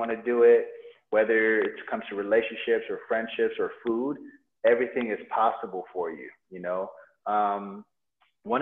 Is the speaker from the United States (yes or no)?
yes; United States; moved away as an adult; also born or lived in Nigeria; now in Bali, Indonesia; I grew up in America